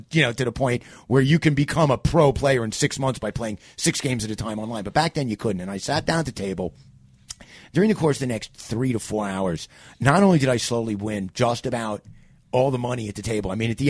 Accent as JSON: {"language": "English", "town": "New York City", "region": "New York", "country": "United States", "tie": "born or raised there", "also_born_or_lived": "Phoenix, Arizona / Greenville, South Carolina", "moved": "as an adult", "said": "I grew up in New York City."}